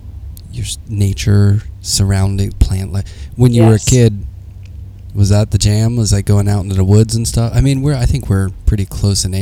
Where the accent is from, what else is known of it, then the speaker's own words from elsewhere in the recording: Pittsburgh, Pennsylvania, United States; I'm from Pittsburgh, which is gray